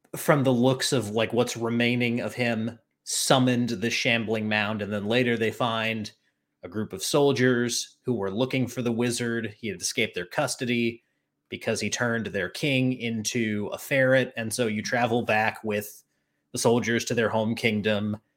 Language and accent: English; Charlotte, North Carolina, United States; I'm from Charlotte